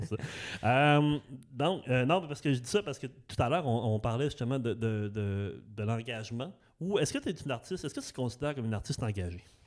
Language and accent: French; Saguenay, Quebec, Canada; also born or lived in Saint-Hubert; now in Repentigny, Canada; j'ai grandi en banlieue aussi, j'ai grandi à Arvida, au Saguenay